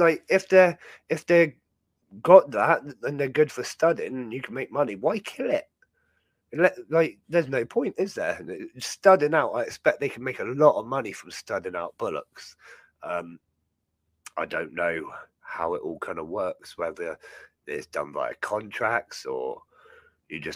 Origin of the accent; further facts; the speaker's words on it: Dartmoor, South West England, United Kingdom; growing up on Dartmoor